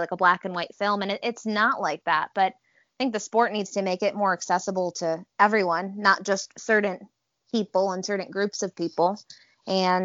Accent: Buffalo, New York, United States; I'm from Buffalo.

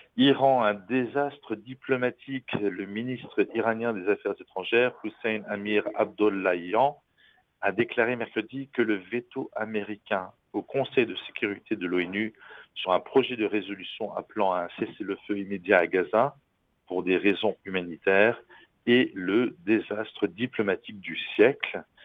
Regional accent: France; ici chez nous en France

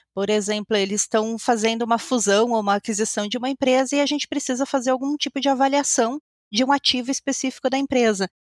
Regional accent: Caxias do Sul, Rio Grande do Sul, Brazil; eu sou aqui de Caxias do Sul, na Ponta Fria aqui do Brasil

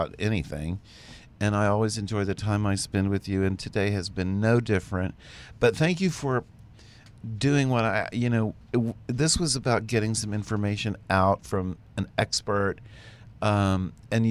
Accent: Baytown, Texas, United States; moved away; I am from Texas. I am from Baytown.

